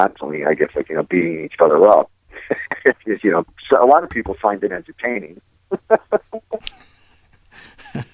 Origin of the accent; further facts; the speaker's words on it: East Coast, United States; we're all from the East Coast